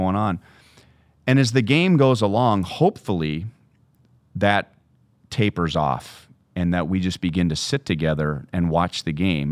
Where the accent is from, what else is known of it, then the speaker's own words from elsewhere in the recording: Southern California, United States; moved away as an adult; also born or lived in Minnesota; growing up in Southern California